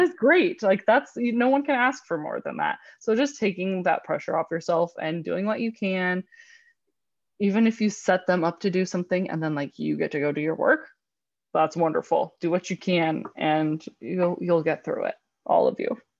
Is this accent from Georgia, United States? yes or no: no; California, United States; moved away; I'm from California, so my childhood was spent in, uh, in a real pool